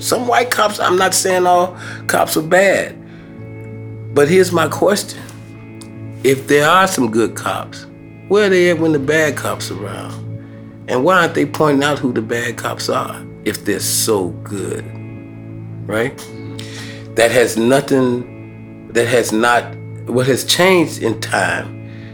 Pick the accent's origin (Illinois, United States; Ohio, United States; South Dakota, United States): Illinois, United States; Chicago; growing up in Chicago, especially in public housing